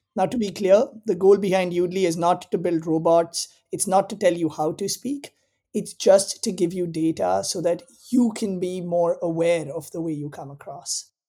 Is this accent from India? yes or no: yes; India; moved away as an adult; also born or lived in Southern California, United States / East Africa; now in Bay Area, United States; I grew up in India. I came to the US for college